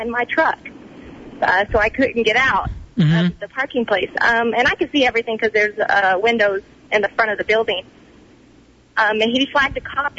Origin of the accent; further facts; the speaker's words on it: Texas, United States; now in Colorado, United States; I was born and raised in Texas